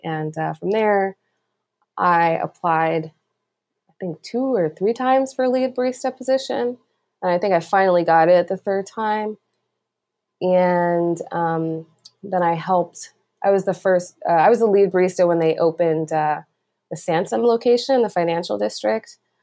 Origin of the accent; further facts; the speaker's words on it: East Coast, United States; moved away as an adult; now in Oakland, United States; I'm originally from the East Coast, and I moved across the country without real plan